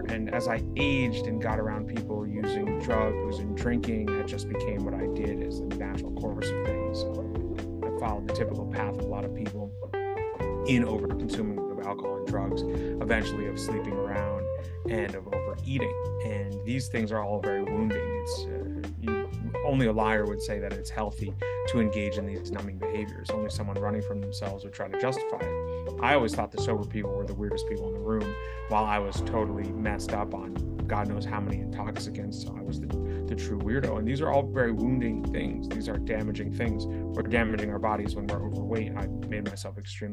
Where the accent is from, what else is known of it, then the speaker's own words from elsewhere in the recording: New York City, New York, United States; I grew up in New York City.